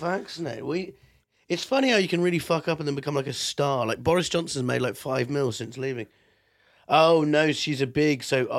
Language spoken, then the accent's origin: English; London, United Kingdom; also born or lived in Devon; No, because I grew up in London. I moved to Devon when I was 10.